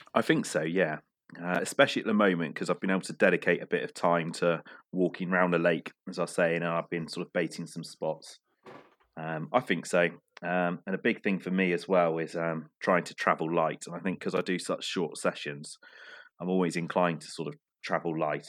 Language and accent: English; Cornwall, South West England, United Kingdom; my fishing background is yeah growing up in Cornwall